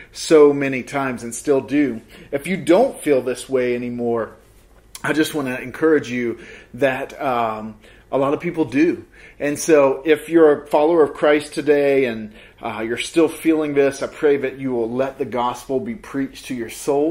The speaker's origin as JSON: {"language": "English", "region": "the South", "country": "United States", "tie": "born or raised there", "moved": "yes", "said": "I grew up in the South and Baptist tradition"}